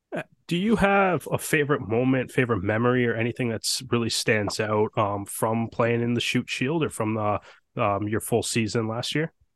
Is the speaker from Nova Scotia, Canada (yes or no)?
no; Toronto, Ontario, Canada; we're we're from Toronto